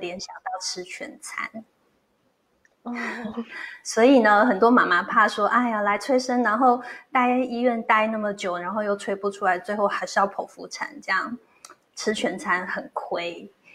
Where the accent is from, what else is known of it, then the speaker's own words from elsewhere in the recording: Taiwan; 在我们台湾人的习俗